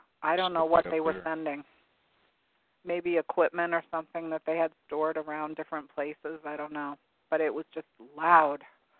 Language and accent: English; near Loring, Maine, United States; since I was a child growing up near Loring.